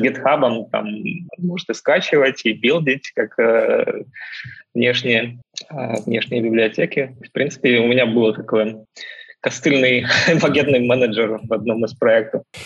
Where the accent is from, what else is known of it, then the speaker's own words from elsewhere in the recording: Belarus; moved away as an adult; also born or lived in United Kingdom; now in California, United States; Я родом из Беларуси, поэтому владею русским